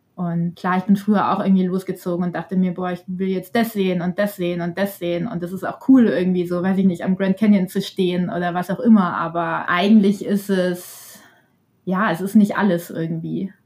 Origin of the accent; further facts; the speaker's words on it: Bavaria, Germany; ich komme ja selber auch aus Bayern